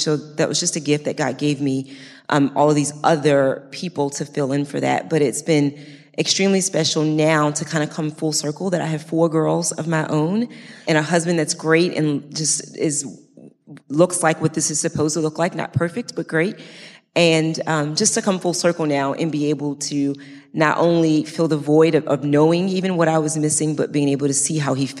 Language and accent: English; Baltimore, Maryland, United States; moved away; also born or lived in New Jersey; I grew up in Baltimore, Maryland, in the inner city with just my mom.